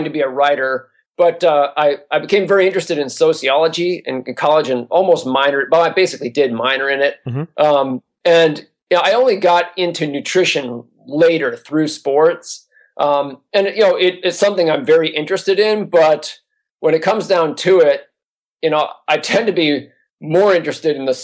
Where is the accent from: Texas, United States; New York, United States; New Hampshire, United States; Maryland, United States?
New Hampshire, United States; moved away as an adult; also born or lived in Philadelphia area; now in California, United States; I grew up in New Hampshire mainly. Our family bounced around a little bit, but really from first grade on, I was in New Hampshire